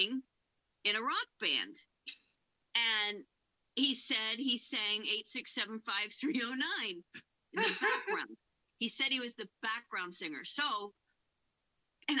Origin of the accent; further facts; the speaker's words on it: Piscataway, New Jersey, United States; also born or lived in Germany; we grew up in Piscataway, all of us.